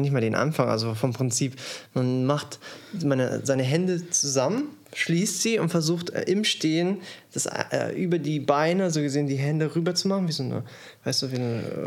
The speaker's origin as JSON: {"language": "German", "country": "Germany", "said": "bei uns in Deutschland"}